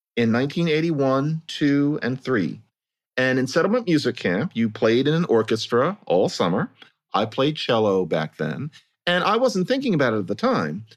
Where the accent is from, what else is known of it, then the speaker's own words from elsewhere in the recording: Philadelphia, Pennsylvania, United States; I grew up in Philadelphia